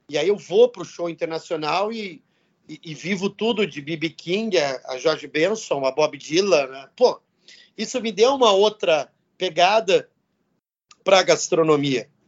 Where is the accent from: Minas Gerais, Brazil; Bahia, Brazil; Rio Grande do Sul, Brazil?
Rio Grande do Sul, Brazil; São Francisco de Paula; also born or lived in São Paulo / São José dos Campos; Eu saí de São Francisco de Paulo, vim para São Paulo, para São José dos Campos e depois São Paulo de novo